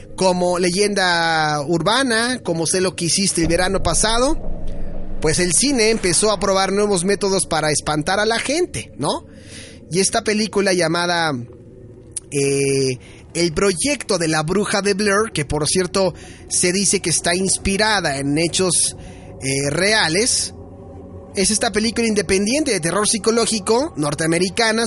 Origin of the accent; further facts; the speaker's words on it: Mexico; nosotros aquí en México